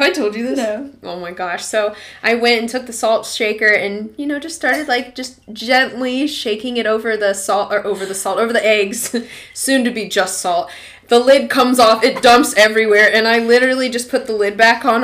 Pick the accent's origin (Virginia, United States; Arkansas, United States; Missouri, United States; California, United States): Arkansas, United States; moved away; my hometown's in Arkansas